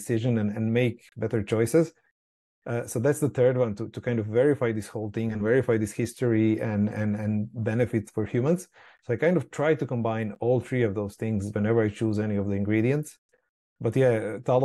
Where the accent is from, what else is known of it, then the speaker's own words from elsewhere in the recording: Croatia; moved away; I'm from Croatia originally, coming from a, you know, small Mediterranean island. And obviously everyone has olives. Everyone makes their own olive oil. So that's just reality that I kind of grew up